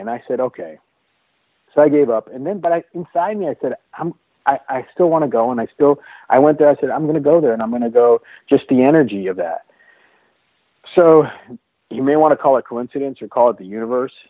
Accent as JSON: {"language": "English", "town": "Detroit", "region": "Michigan", "country": "United States", "tie": "born or raised there", "also_born_or_lived": "India", "moved": "as an adult", "lives_now": "Seattle, United States", "said": "I grew up in the Detroit area."}